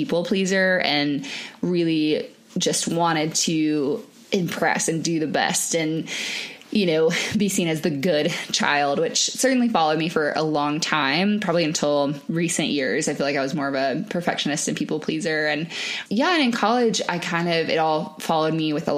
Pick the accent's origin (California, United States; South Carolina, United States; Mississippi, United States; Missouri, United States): South Carolina, United States; Charleston; now in Denver, United States; I'm from Charleston, South Carolina